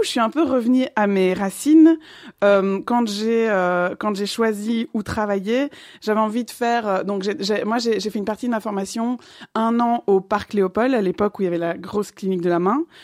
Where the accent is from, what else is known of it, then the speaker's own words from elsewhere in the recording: Liège, Wallonia, Belgium; moved away as an adult; also born or lived in Brussels / Paris; je suis originellement de Liège